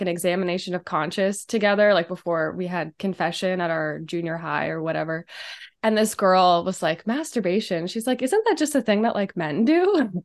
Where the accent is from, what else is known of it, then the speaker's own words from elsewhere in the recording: Steubenville, Ohio, United States; now in Chicago, United States; I'm from Steubenville